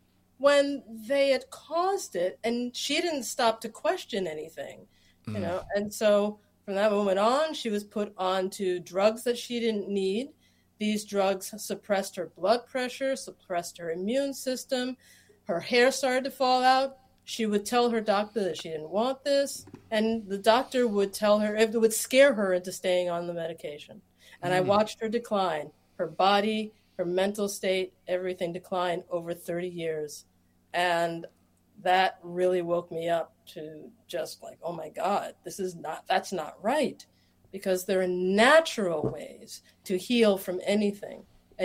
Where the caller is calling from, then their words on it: Philadelphia, Pennsylvania, United States; I am joining you from Philadelphia, Pennsylvania.